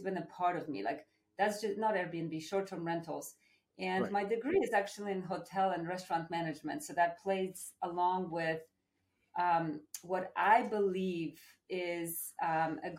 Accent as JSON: {"language": "English", "country": "Poland", "moved": "yes", "said": "I'm from Poland originally."}